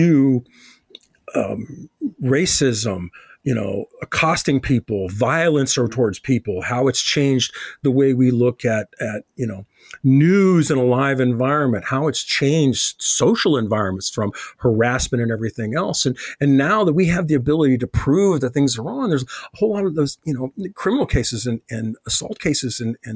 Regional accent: Chicago, Illinois, United States; when I grew up in Chicago

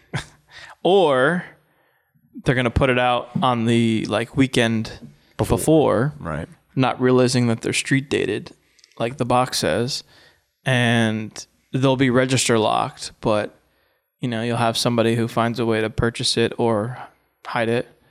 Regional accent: Orange County, New York, United States; upstate, Orange County

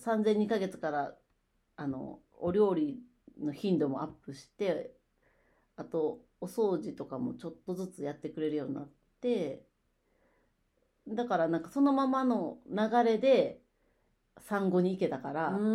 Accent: Osaka, Japan; now in Nagahama, Japan; 私が大阪出身やから

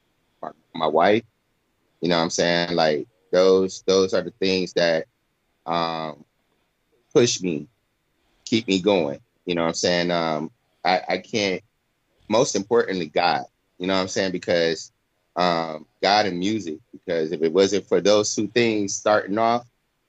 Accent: Flint, Michigan, United States; now in Florida, United States; I'm from Flint, Michigan

